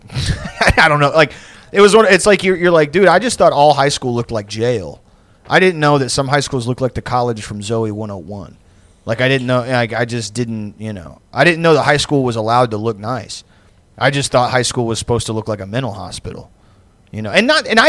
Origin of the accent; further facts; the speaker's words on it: Pasadena, Texas, United States; where I grew up in Pasadena